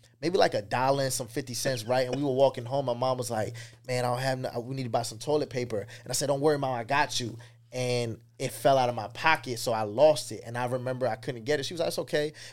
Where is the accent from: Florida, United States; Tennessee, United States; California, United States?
Florida, United States; Tampa; also born or lived in Queens, New York; I say Tampa because this is where I got my first fight